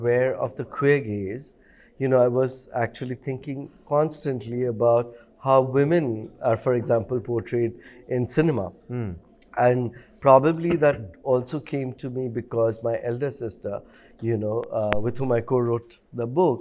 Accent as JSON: {"language": "English", "country": "Bhutan", "tie": "born or raised there", "said": "when I was growing up in Bhutan"}